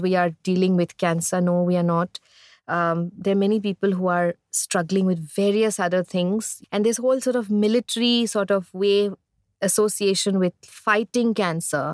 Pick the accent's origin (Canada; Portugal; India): India; growing up in India